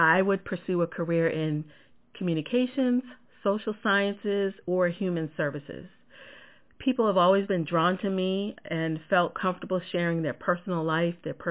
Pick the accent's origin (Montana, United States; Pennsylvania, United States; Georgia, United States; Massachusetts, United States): Massachusetts, United States; just outside of Boston; I'm a New Englander, born and raised in Massachusetts, just outside of Boston